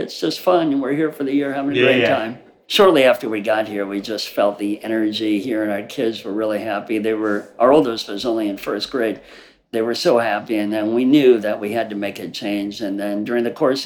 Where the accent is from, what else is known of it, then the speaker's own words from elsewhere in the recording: St. Louis, Missouri, United States; moved away as an adult; now in Ra'anana, Israel; I grew up in St. Louis